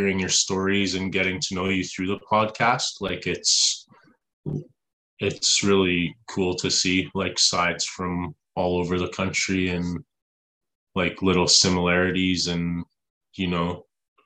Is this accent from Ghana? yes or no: no; Edmonton, Alberta, Canada; also born or lived in Leduc, Alberta / Ontario; we lived for about 6 years in Ontario as a kid. I think I was 10 when we moved out to Edmonton.